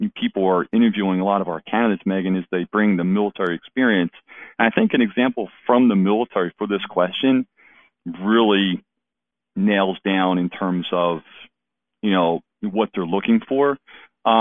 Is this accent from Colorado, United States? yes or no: no; Philadelphia, Pennsylvania, United States; moved away as an adult; I grew up in the Philadelphia area